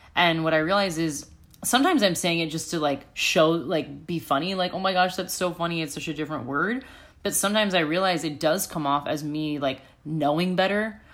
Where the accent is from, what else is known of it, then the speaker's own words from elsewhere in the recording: United States; moved away as an adult; also born or lived in Chicago; now in Sydney, Australia; I'm from America